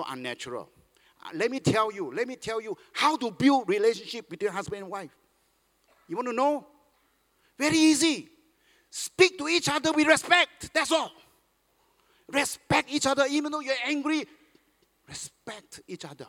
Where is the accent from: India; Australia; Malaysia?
Malaysia; now in Singapore; I'm a Malaysian